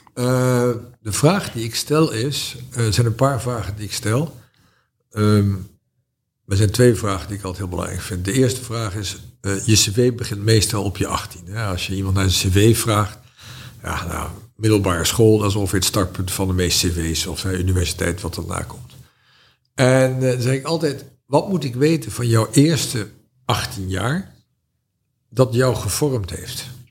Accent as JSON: {"language": "Dutch", "country": "Netherlands", "said": "ik was een Hollander"}